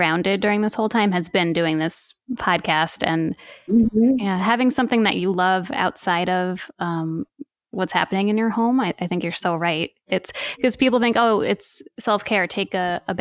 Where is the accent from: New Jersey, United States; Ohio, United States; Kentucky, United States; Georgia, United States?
New Jersey, United States; now in New York City, United States; we're moving to New Jersey. And I grew up in New Jersey as well